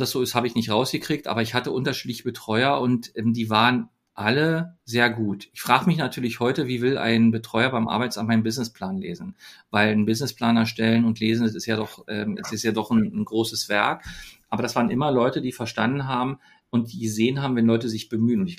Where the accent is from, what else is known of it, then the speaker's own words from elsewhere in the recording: Berlin, Germany; ich bin ja in, in Ostberlin geboren, in, in Oberschöneweide bin ich groß geworden, habe in Köpenick Schule gehabt.